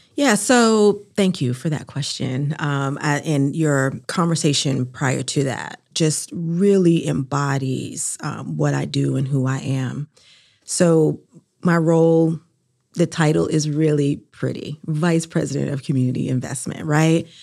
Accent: New Bern, North Carolina, United States; now in Durham, United States; I'm originally from New Bern, North Carolina, and I'm a Southern Black woman

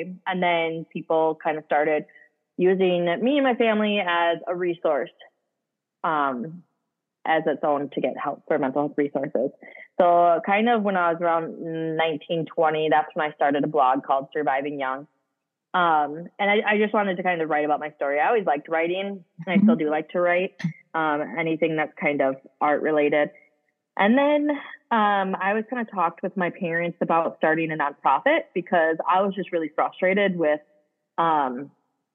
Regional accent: Hudson, Wisconsin, United States; I was born and raised in Hudson, Wisconsin

